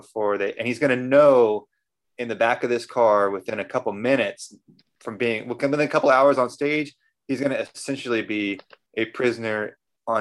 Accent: Central Valley, California, United States; moved away; I'm from the Central Valley in California

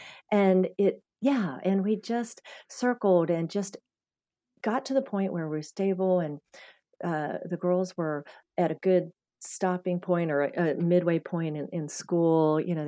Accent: Scottsdale, Arizona, United States; North Scottsdale area there, you know, that I grew up mostly in Arizona.

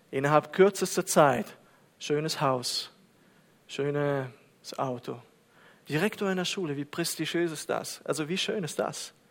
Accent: Kazakhstan; German is a second language; Und Kasachstan, und Kasachstan, dort bin ich aufgewachsen, ist auf 122.

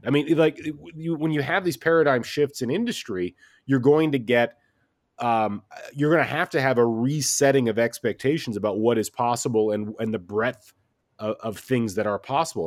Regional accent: Midwest, United States; I grew up in the Midwest

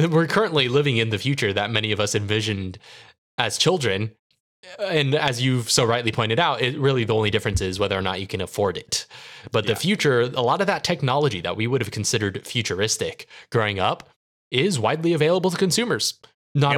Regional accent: San Diego, California, United States; despite growing up in San Diego

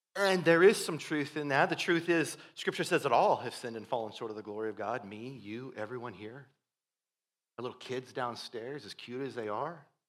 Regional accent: Iowa, United States; growing up in Iowa, we would occasionally have, uh, B fifty twos flying overhead

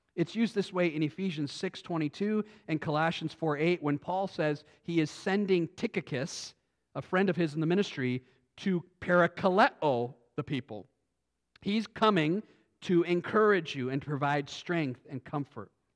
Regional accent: United States; we as American Christians

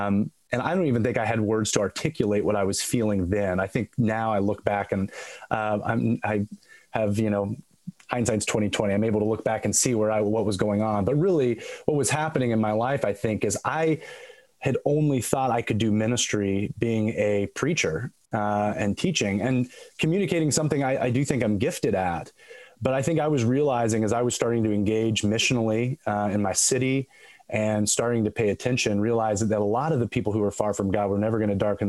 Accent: Midwest, United States; I grew up around the Midwest, my whole life. I'm actually a third generation minister. So we moved around a lot. And so I really never had a home base totally, growing up.

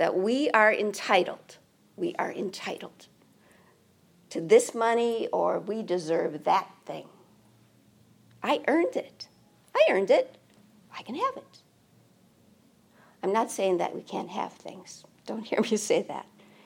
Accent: United States; We're American

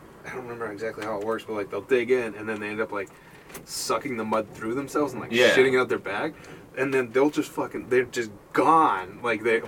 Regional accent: Belle Plaine, Minnesota, United States; I'm from down south by Mankato. I'm from a town called Belle Plaine

